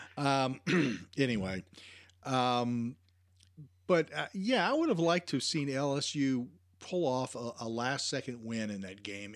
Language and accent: English; Virginia, United States; moved away; where I live, or where I used to live in Virginia